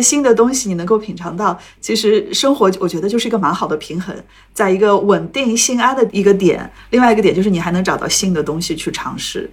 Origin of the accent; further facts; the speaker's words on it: Shanghai, China; 我上海人